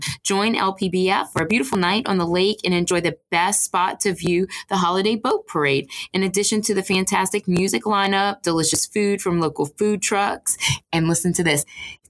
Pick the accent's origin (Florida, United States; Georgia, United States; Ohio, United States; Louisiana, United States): Louisiana, United States; Houma; I grew up in Houma